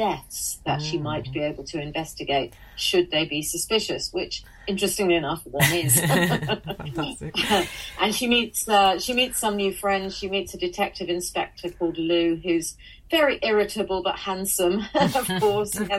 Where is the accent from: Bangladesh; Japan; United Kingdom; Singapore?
United Kingdom; Manchester, North West England; moved away as an adult; also born or lived in Sale; now in Scotland, United Kingdom; I was born in Withington Hospital in the maternity unit there, which is now closed down. And I grew up in South Manchester